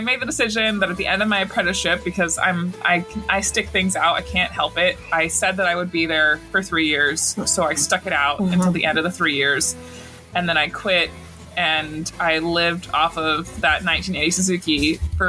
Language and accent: English; Montana, United States; I'm from Montana